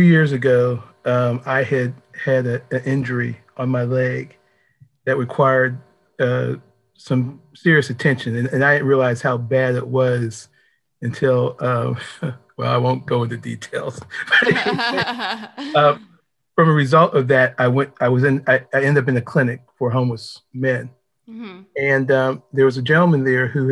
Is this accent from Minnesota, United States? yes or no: no; Pittsburgh, Pennsylvania, United States; now in Washington, D.C., United States; I'm originally from Pittsburgh, Pennsylvania